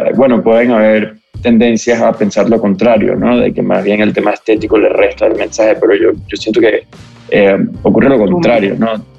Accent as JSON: {"language": "Spanish", "country": "Venezuela", "tie": "born or raised there", "said": "venimos de donde venimos, somos venezolanos, crecimos en el contexto de, bueno, los últimos 20 años de nuestro país"}